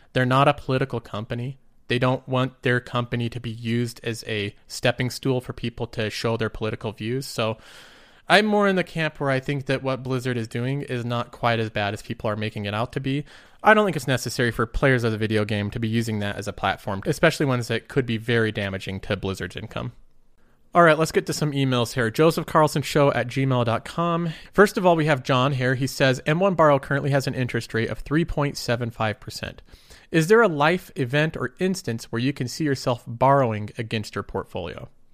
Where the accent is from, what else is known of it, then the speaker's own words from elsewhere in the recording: United States; I'm American